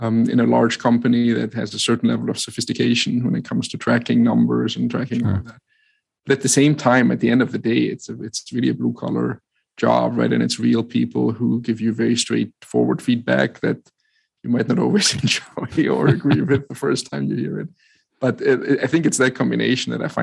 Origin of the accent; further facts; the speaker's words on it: Germany; English is a second language; moved away as an adult; also born or lived in New York; I grew up in Germany and lived there for 30 years and then met my wife who lived in New York. So I relocated to be with her